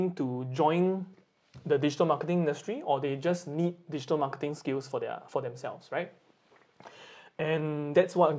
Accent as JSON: {"language": "English", "country": "Singapore", "tie": "born or raised there", "moved": "yes", "lives_now": "Japan", "said": "I'm from Singapore, and those of you who have not been to Singapore, it's a very sunny island, and we really can see blue skies most of the time"}